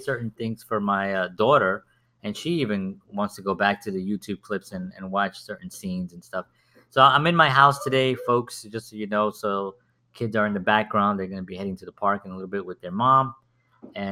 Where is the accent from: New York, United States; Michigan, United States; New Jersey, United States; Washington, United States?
New York, United States; New York City; growing up, I grew up in the South Bronx